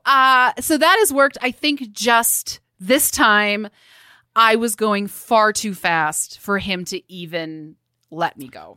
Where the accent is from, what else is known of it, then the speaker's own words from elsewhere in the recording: Midwest, United States; as a Midwesterner